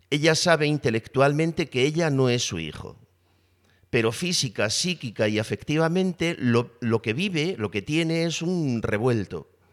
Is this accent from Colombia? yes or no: no; Spain; soy varón, que soy español, que soy eh, profesor